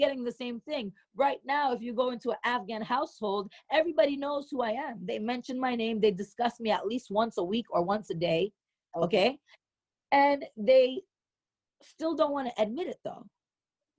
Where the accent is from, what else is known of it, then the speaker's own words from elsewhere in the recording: New York City, New York, United States; accent: New York; my lingo, it comes from being a New Yorker from Queens, especially being a New Yorker